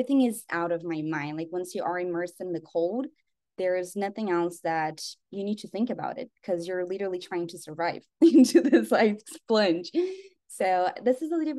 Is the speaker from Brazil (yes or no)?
yes; Brazil; also born or lived in United States; I was actually born in the United States, but I grew up in Brazil